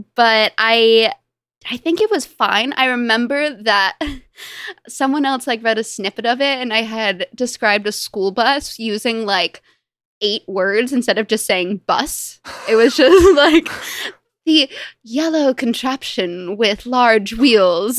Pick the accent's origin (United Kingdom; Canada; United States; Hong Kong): United States; Los Angeles, California; I grew up in Los Angeles with m, both my parents and my younger brother and my younger sister